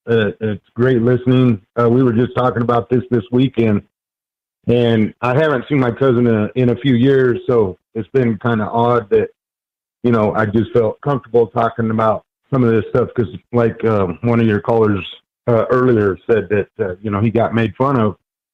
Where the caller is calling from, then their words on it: Denver, Colorado, United States; I'm calling from Denver, Colorado.